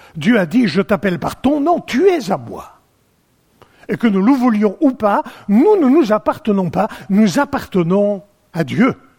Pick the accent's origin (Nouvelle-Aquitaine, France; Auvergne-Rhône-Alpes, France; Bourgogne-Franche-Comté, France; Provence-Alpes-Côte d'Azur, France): Provence-Alpes-Côte d'Azur, France; chez nous en Provence